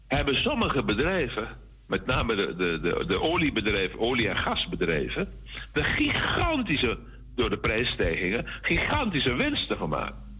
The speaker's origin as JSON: {"language": "Dutch", "country": "Suriname", "said": "wij moeten hebben als Surinamers"}